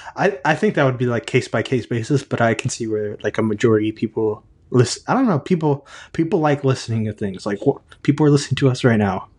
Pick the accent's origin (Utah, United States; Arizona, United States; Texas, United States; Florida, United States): Texas, United States; I'm from Texas